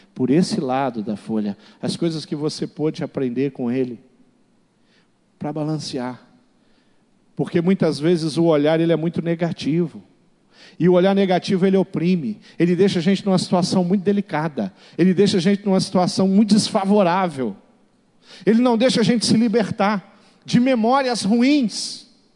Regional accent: Seropédica, Rio de Janeiro, Brazil; Eu sou do Rio de Janeiro. Eu nasci na, numa cidade é, chamada Seropédica

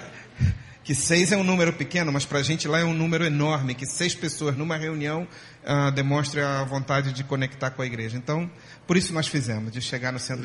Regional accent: Rio de Janeiro, Brazil; now in Málaga, Spain; eu, como carioca que sou

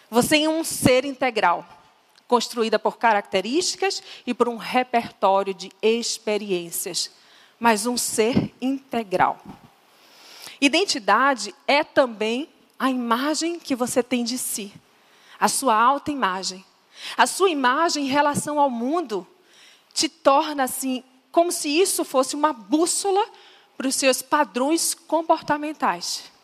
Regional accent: Northeast Region, Brazil; vocês estão vendo que eu sou nordestina, né? Tá claro.

